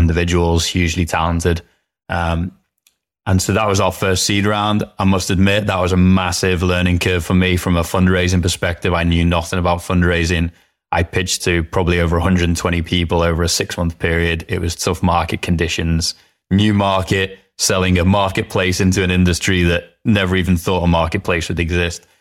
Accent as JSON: {"language": "English", "area": "the Wirral", "region": "North West England", "country": "United Kingdom", "tie": "born or raised there", "moved": "yes", "said": "Grew up on a little peninsula called the Wirral that is nestled between Liverpool and North Wales in England."}